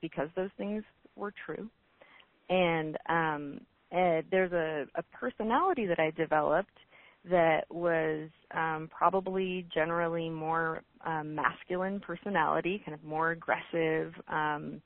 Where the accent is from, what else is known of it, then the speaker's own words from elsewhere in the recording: Oroville, California, United States; I grew up in Oroville, which is in Northern California